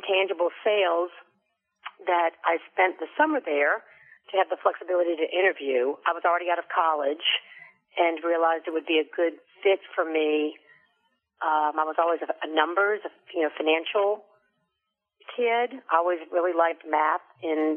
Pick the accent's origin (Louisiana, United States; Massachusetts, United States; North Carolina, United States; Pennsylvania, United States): Louisiana, United States; New Orleans; we grew up doing things in New Orleans